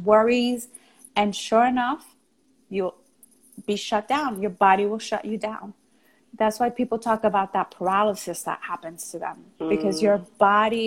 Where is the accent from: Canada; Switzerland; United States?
United States; New York; accent: New York; I was from New York, because I had a New York accent, because I was Puerto Rican